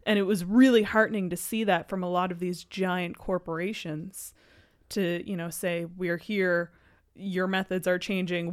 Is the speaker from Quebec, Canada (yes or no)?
no; Halifax, Nova Scotia, Canada; moved away; I'm, I'm from Halifax